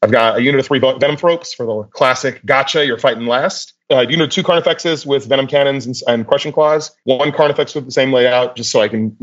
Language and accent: English; Austin, Texas, United States; I am from Austin, Texas, born and raised